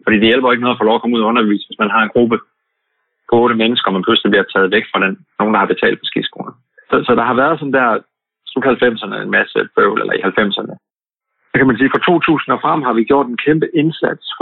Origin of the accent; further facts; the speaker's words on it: Denmark; Og når det er vores sommer hjemme i Danmark